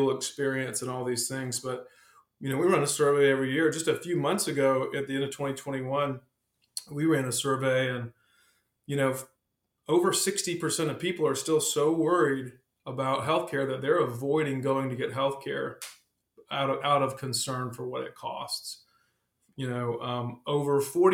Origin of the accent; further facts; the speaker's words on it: South Carolina, United States; also born or lived in Texas / Charlotte area; now in Charlotte, United States; I'm actually originally from South Carolina